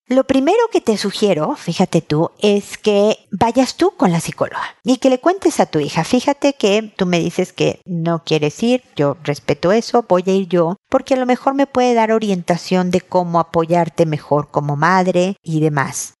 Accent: Mexico; now in Chile; la más larga desde que he vivido fuera de mi país, en México con mi familia

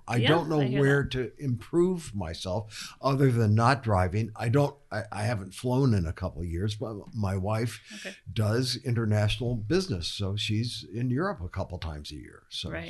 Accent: Chicago, Illinois, United States; now in California, United States; I'm from Chicago

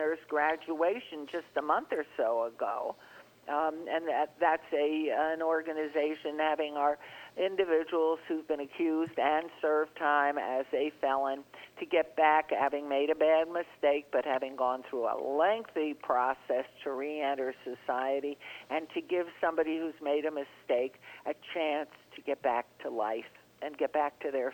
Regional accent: New York, United States; moved away; I grew up in New York, and I was in those squash subways and buses and elevators and apartment buildings

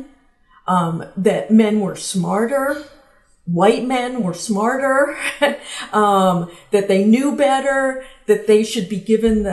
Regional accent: the South, United States; I grew up in the South

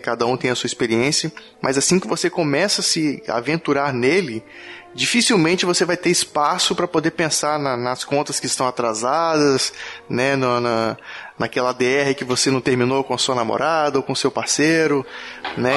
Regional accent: Espírito Santo, Brazil; nós dois somos capixaba

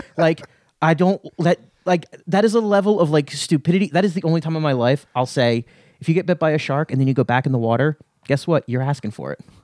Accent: Lehigh Valley, Pennsylvania, United States; I grew up in the Lehigh Valley

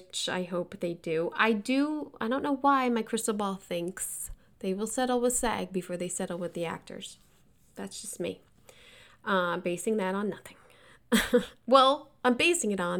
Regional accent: East Coast, United States; now in Los Angeles, United States; I'm from the East Coast. We would basically have off second week of June till after Labor Day

